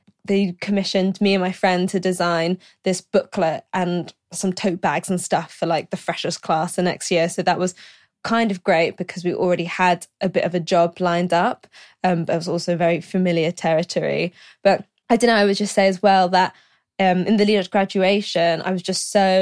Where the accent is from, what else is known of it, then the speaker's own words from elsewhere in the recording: London, United Kingdom; also born or lived in Glasgow; I'm from London. My parents are from Malaysia, so I'm first generation British.